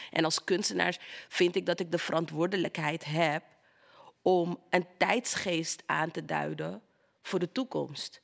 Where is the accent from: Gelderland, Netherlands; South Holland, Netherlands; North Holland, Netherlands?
North Holland, Netherlands; Amsterdam; de Belmer, Amsterdam Zuidoost. Daar ben ik opgegroeid